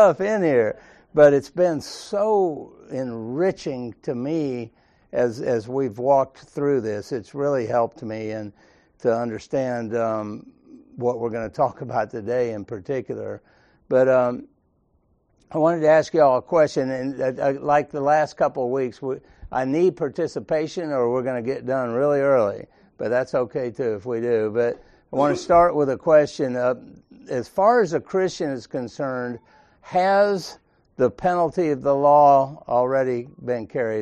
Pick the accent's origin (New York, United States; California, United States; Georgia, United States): Georgia, United States; Sandy Springs; growing up in Sandy Springs, everybody was Baptist except us